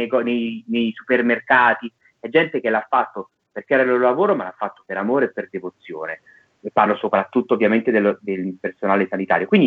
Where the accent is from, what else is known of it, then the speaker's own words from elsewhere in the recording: Naples, Campania, Italy; Eh, io sono napoletano, quindi per me è difficile non raccontare Napoli con, con faziosità, sono fazioso nel, Napoli, nel celebrare Napoli